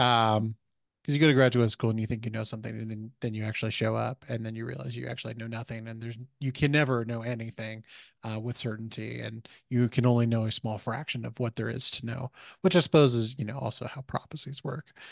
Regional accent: Missouri, United States; I grew up in Missouri

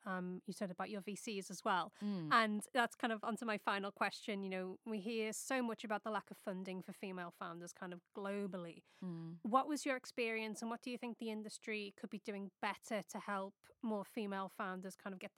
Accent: Liverpool, North West England, United Kingdom; growing up in Liverpool

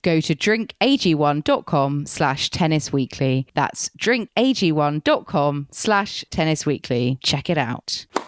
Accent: United Kingdom; being very British that I am

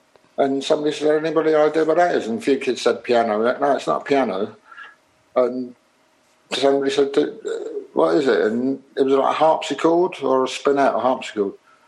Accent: Liverpool, North West England, United Kingdom; Maybe not a real thing, because I was from Liverpool, but yeah, there was this kind of little connection going.

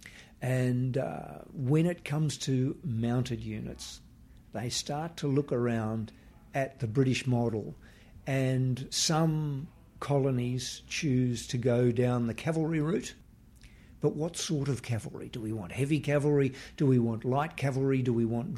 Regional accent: Western Australia, Australia; my home state in Western Australia

